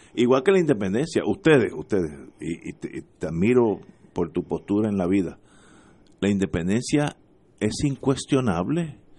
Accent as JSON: {"language": "Spanish", "country": "Puerto Rico", "said": "somos todos puertorriqueños"}